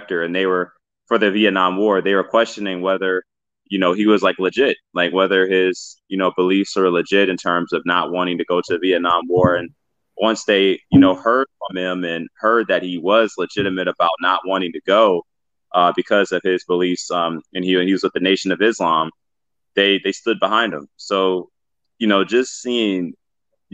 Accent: Twinsburg, Ohio, United States; I'm from Twinsburg, Ohio. It's about 30 or so minutes south of Cleveland

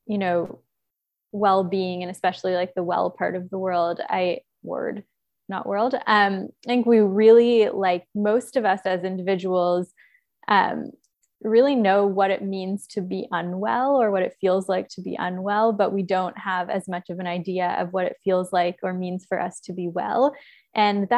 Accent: Toronto, Ontario, Canada; now in Nosara, Costa Rica; I am originally from Toronto, but I've lived in many places all around the world

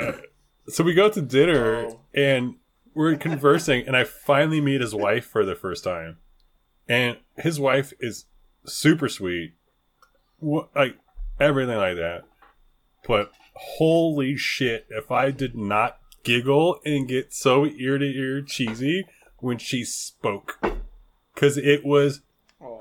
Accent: California, United States; accent: Californian; I never knew there was a Californian accent

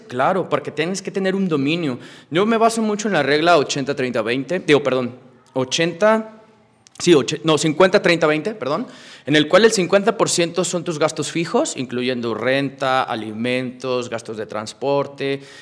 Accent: Mexico; Yo soy mexicano, mi empresa es mexicana

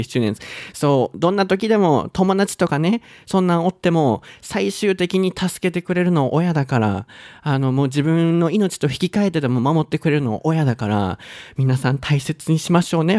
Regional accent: Kansai, Japan; 関西人として口立つから

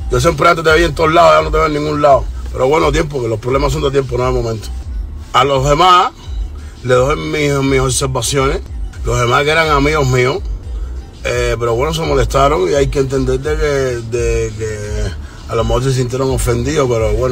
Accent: Cuba; soy buen hijo, soy buen nieto, soy tremendo cubano, pero soy muy buen contrario.

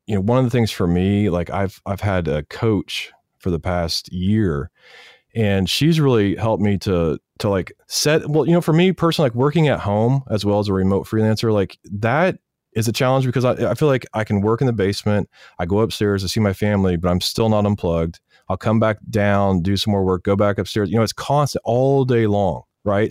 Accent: Wichita, Kansas, United States; moved away as an adult; also born or lived in Los Angeles; I'm going to college in my hometown, Wichita, Kansas.

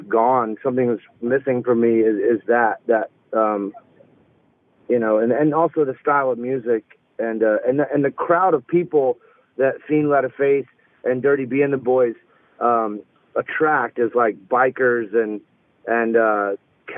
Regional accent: Alabama, United States; I come from Alabama and I grew up on this kind of music

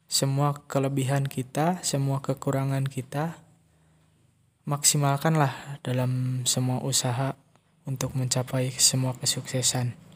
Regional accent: Tasikmalaya, West Java, Indonesia; also born or lived in Ciamis Regency; saya lahir di Kabupaten Tasikmalaya tanggal 13 September tahun 2001

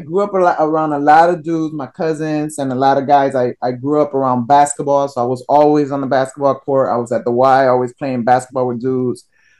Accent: Connecticut, United States; I'm from Connecticut, but it's close enough.

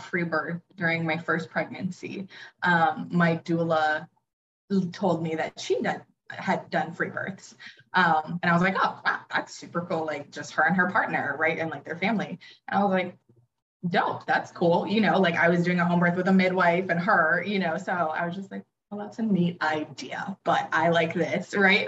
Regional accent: Oahu, Hawaii, United States; I was born and raised on Oahu in Hawaii

